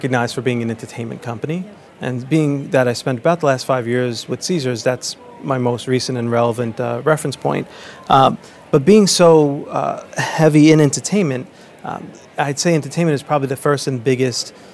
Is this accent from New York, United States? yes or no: yes; New York, United States; As a kid growing up in New York